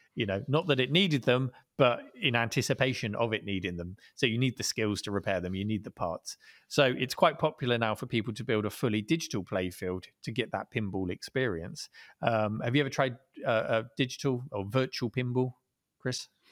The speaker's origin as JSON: {"language": "English", "town": "Dorchester", "region": "South West England", "country": "United Kingdom", "tie": "born or raised there", "said": "hometown in, uh, a place called Dorchester, down in Dorset on the south coast of England"}